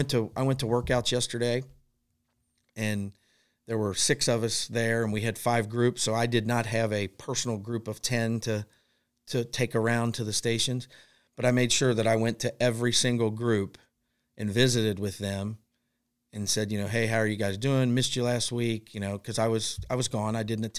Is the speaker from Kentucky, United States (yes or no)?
yes; Covington, Kentucky, United States; I grew up with him in Covington.